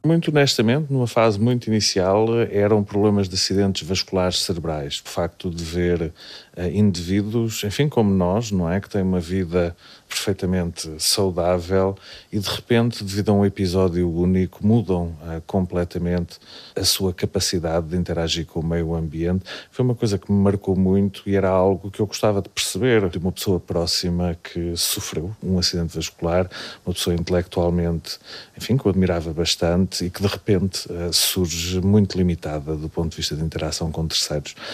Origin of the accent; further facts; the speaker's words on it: Lisbon, Portugal; moved away as an adult; also born or lived in Cambridge, England; now in Coimbra, Portugal; Sou de Lisboa.